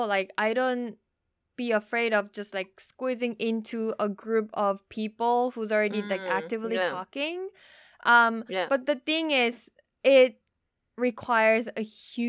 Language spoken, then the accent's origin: English; South Korea; And then I said, I'm from Korea.